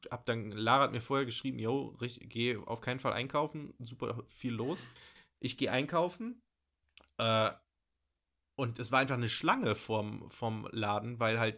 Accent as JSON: {"language": "German", "town": "Bochum", "region": "North Rhine-Westphalia", "country": "Germany", "said": "ich komme hier aus Bochum, habe strenge Regeln irgendwie in der Schule und überall"}